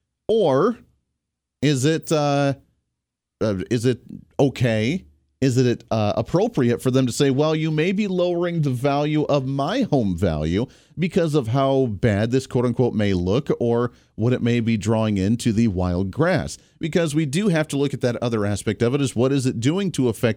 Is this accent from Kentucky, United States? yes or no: no; Colorado, United States; now in Kansas, United States; I grew up in Colorado